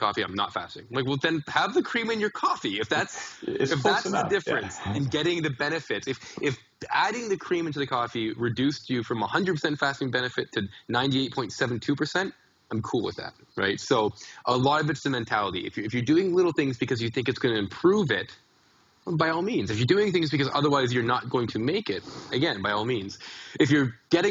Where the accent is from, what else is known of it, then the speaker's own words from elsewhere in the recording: Canada; I'm a Canadian